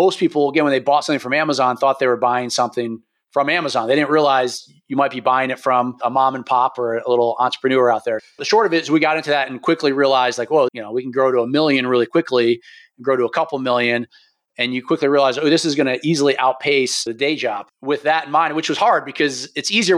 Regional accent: New York, United States; moved away; also born or lived in Pennsylvania; I'm from New York originally

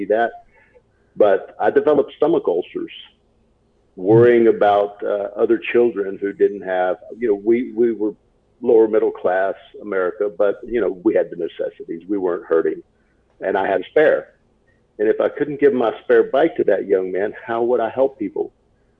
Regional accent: Baytown, Texas, United States; also born or lived in Houston, Texas; I was born in Baytown, Texas, which is east of Houston.

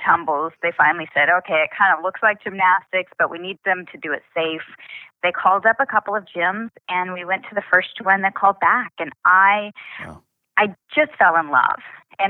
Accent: Oklahoma, United States; also born or lived in Missouri; I really just kind of grew up in Oklahoma.

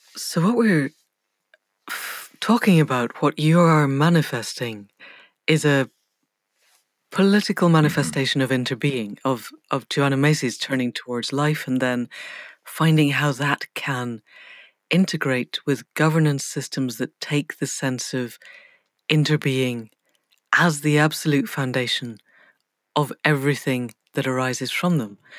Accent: Scotland, United Kingdom; I grew up in Scotland

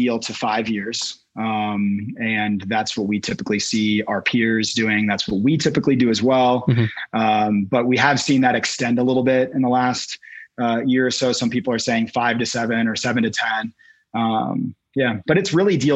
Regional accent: Washington, United States; moved away as an adult; now in Boulder, United States; we began acquiring small multifamilies in my hometown of Washington, in Washington State.

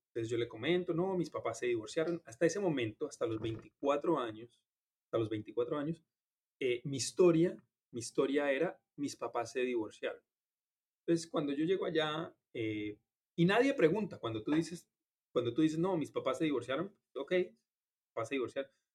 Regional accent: Colombia; now in Miami, United States; crecí en una familia en Colombia

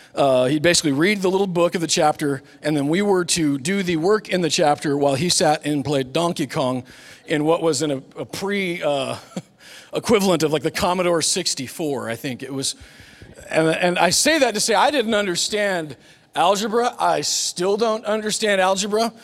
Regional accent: Superior, Nebraska, United States; The school that I grew up in was in Nebraska

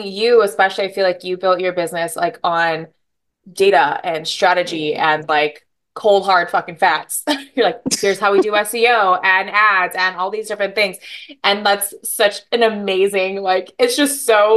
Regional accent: Hawaii, United States; moved away as an adult; now in Seattle, United States; from Hawaii. I live in Seattle.

